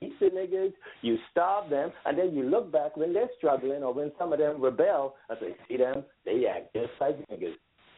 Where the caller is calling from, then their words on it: New York City, New York, United States; Hey, I'm calling from New York City. How are you all?